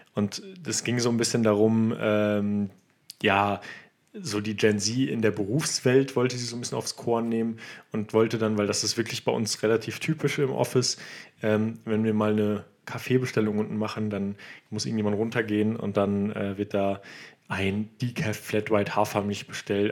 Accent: Germany; als Deutscher

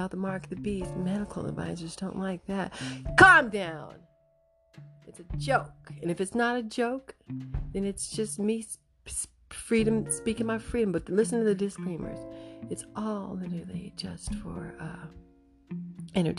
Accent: United States; being an American, growing up in American schools

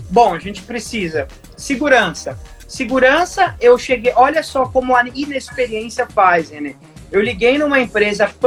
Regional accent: Indaiatuba, São Paulo, Brazil; eu sou nascido e criado em Dayatuba e não tem como a gente é, não ter tido a influência da gloriosa Zoff aqui na cidade, né?

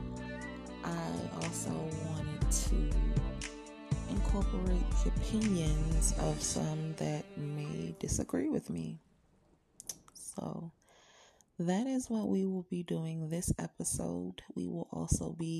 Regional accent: Cleveland, Ohio, United States; my hometown, Cleveland, Ohio

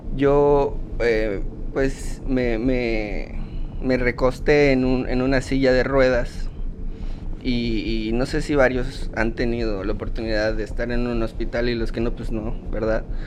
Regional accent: Yucatán, Mexico; soy yucateco orgullosamente

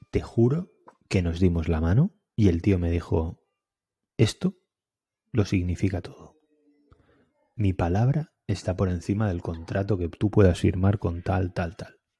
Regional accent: Alicante, Valencian Community, Spain; now in El Masnou, Spain; soy de Alicante

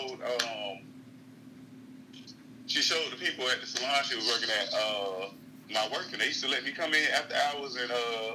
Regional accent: Tallahassee, Florida, United States; moved away as an adult; now in Atlanta, United States; Born and raised in Tallahassee, Florida

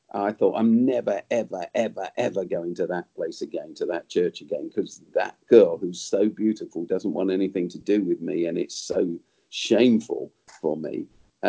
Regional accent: London, United Kingdom; But I grew up in South London, where I still live

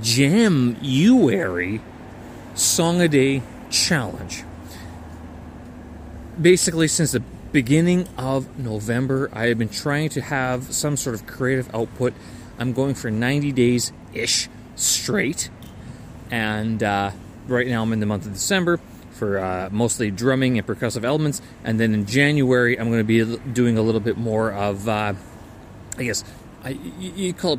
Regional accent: Canada; I'm Canadian, right? I hold a Canadian passport.

